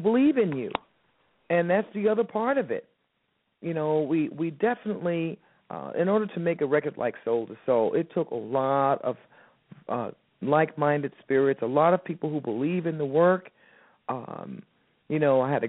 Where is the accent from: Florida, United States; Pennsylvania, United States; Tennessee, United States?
Florida, United States; Miami; moved away as an adult; now in New York, United States; I'm from Miami originally. I started my career there, and then I, you know, took a leap of faith and moved to New York